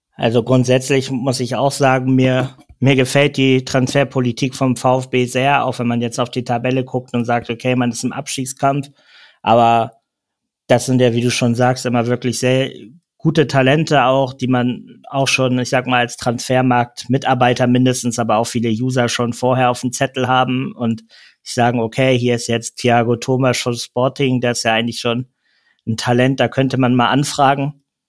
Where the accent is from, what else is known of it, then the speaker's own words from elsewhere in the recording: Hamburg, Germany; als Hamburger